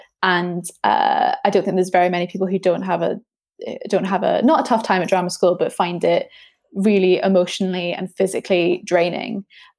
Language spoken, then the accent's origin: English; Edinburgh, Scotland, United Kingdom; moved away as an adult; now in London, United Kingdom; So I'm from Edinburgh, very muted accent now, because I've been down in London for about 8 years.